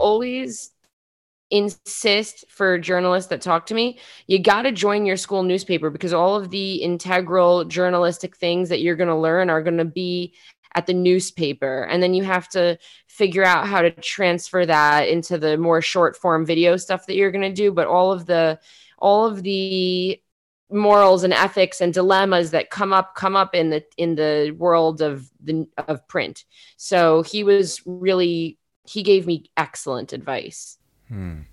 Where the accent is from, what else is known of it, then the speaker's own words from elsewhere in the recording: New York City, New York, United States; moved away as an adult; now in Israel; I am from South Queens, New York City. Uh, I've been living in Israel for somewhere between two and three years